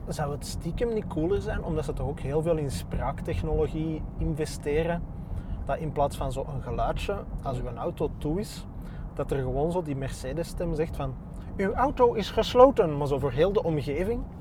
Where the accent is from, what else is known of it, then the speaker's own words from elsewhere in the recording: Antwerp, Flanders, Belgium; also born or lived in Borgerhout / Turnhout (mother); ik, ben getogen in Berchem. Ah, Geboren in Borgerhout